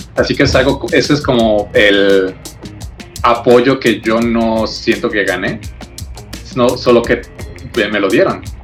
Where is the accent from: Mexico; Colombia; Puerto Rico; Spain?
Mexico; como mexicanos